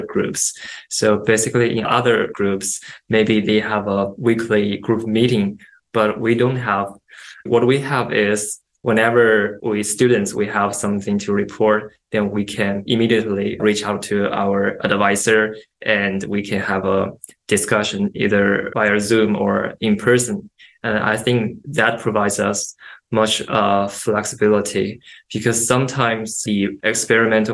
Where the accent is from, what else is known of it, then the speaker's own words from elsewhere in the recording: China; moved away as an adult; also born or lived in New York, United States; now in United States; I grew up in China